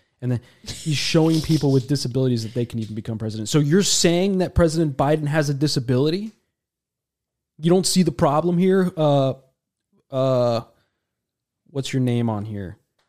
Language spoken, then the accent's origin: English; Nigeria; I am Nigerian.